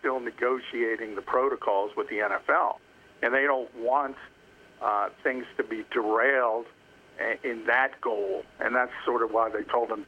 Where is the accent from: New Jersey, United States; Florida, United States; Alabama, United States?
New Jersey, United States; New Jersey, my home state